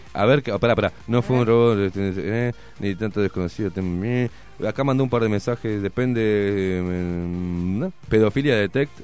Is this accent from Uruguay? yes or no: yes; Uruguay; nos estamos desdibujando como uruguayos